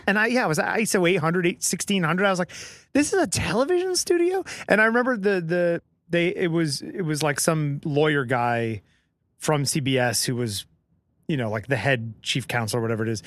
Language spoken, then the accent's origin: English; Connecticut, United States; moved away; also born or lived in Boston; I grew up in Connecticut